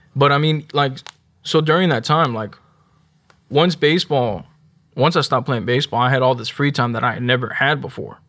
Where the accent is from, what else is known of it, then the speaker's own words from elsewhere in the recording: Houston, Texas, United States; also born or lived in Spring, Texas; I grew up in North Houston, uh, little like not 45 and 1960 area